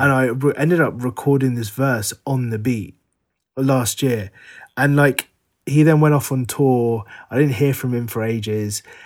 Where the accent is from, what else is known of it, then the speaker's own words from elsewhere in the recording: London, United Kingdom; the Sri Lankan community in Northwest London where we were growing up